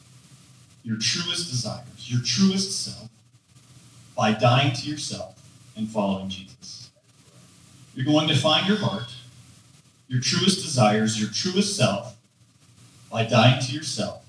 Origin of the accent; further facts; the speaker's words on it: Georgia, United States; I grew up in Georgia